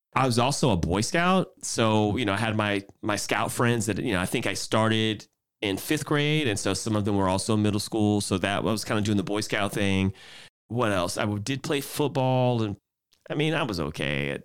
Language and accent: English; Houston, Texas, United States; moved away as an adult; now in San Francisco Bay Area, United States; I'm originally from Houston, Texas